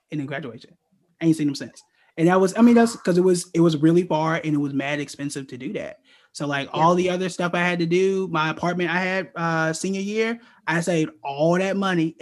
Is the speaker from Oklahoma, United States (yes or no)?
yes; Oklahoma, United States; moved away as an adult; I'm from Oklahoma